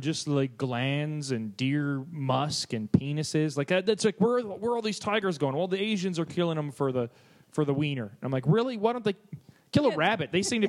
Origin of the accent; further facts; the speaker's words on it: Canada; I'm Canadian.